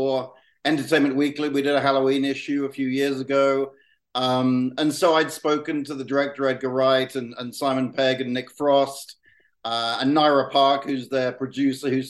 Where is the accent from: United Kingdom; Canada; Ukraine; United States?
United Kingdom; South West England; someone from my hometown made a movie